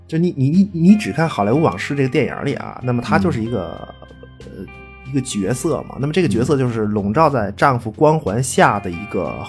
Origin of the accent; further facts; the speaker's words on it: China; 你伤害了我作为一个中国人中国人的这个民族自尊心啊！